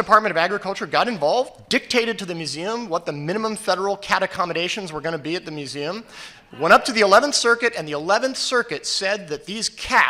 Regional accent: Texas, United States; my home state of Texas

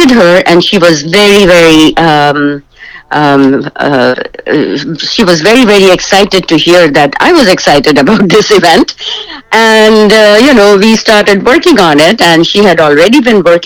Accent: Pakistan; now in Canada; I am originally from Pakistan, and I came to Canada in 1994. I am a Canadian, proud Canadian now.

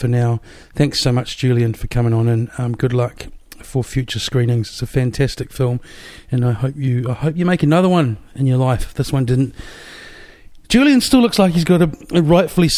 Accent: Wellington, New Zealand; moved away; also born or lived in Melbourne; I'm from Wellington

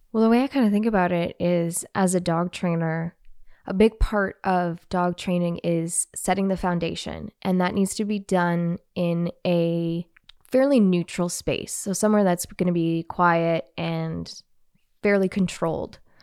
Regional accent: Canada; I'm Canadian, eh?

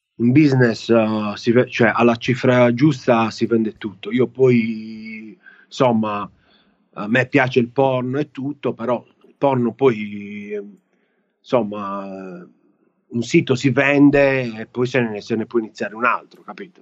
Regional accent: Italy; moved away; italiani che stanno fuori, me compreso

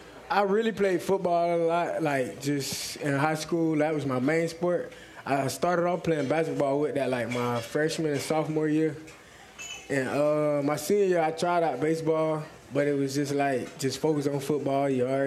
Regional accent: Titusville, Florida, United States; I'm from Titusville.

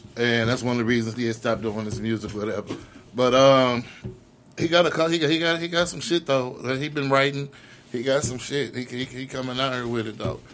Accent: the West Side, Missouri, United States; I'm from the West Side

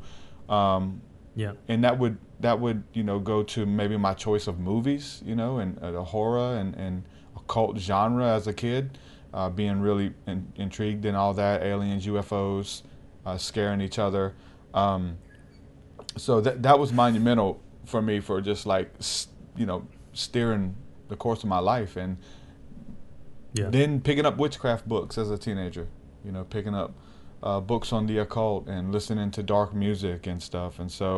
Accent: Houma, Louisiana, United States; born there; But I was born in Houma, Louisiana, and there's a lot of witchcraft there.

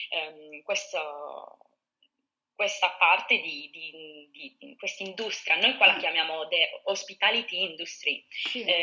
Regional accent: Sardinia, Italy; ma soprattutto in Sardegna ce l'abbiamo, io penso che ce l'abbiamo proprio nel, nel sangue, essere ospitali

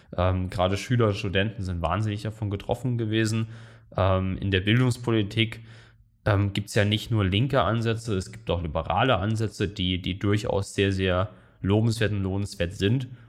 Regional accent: Saarland, Germany; in meinem Heimatland im Saarland

